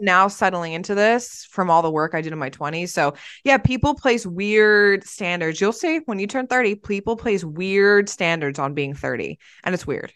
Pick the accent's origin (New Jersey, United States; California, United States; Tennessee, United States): New Jersey, United States; moved away; I'm from New Jersey and I'm Italian